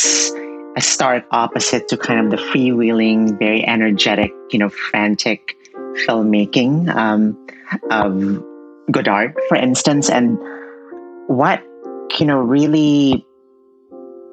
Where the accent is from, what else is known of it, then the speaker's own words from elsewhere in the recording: Philippines; I was born and raised in the Philippines